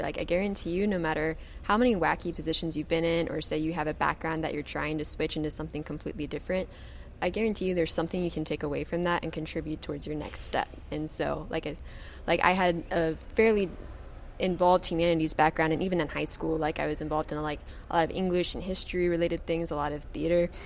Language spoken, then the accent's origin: English; Kentucky, United States; moved away as an adult; now in Florida, United States; I'm originally from Kentucky and I did my undergraduate degree there